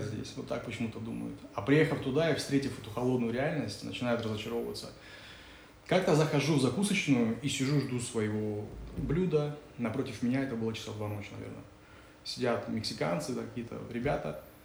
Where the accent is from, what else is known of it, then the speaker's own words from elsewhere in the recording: Kazakhstan; я говорю, из Казахстана